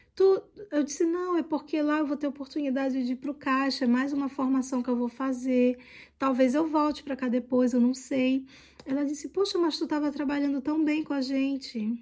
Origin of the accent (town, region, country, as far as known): Brazil; accent: Brazilian; moved away as an adult; now in France